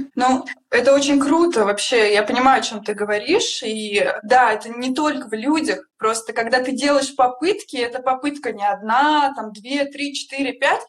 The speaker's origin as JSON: {"language": "Russian", "region": "Siberia", "country": "Russia", "tie": "born or raised there", "moved": "as an adult", "lives_now": "Moscow, Russia", "said": "я родилась в Сибири"}